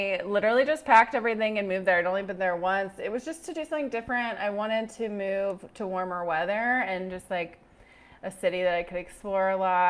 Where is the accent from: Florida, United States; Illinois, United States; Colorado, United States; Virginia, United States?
Virginia, United States; Northern; moved away as an adult; also born or lived in South Carolina / Arlington, Virginia; now in Austin, United States; No, I'm from Northern Virginia. So I'm from a city that's about an hour south of DC.